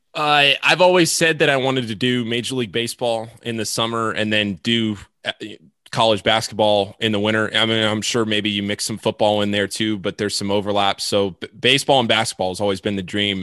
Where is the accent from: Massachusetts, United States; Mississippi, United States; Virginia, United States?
Virginia, United States; Washington, D.C., Northern; I'm from Northern Virginia, Washington, D C